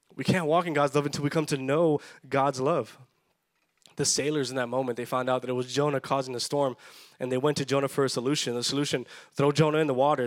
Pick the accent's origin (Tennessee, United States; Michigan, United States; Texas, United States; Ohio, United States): Texas, United States; Edinburg; growing up in South Texas, growing up in the Valley, I went to Edinburgh North High School